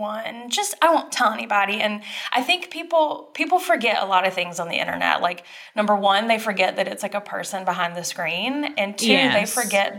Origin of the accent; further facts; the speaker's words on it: Dublin, Georgia, United States; moved away; I'm from Dublin, Georgia. It's a couple hours south. It's like smack dab in middle Georgia.